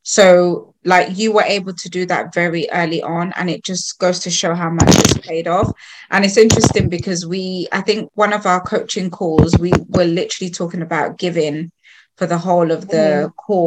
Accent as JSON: {"language": "English", "country": "Sierra Leone", "said": "I'm from Sierra Leone and we speak Creole, but it sounds like patois"}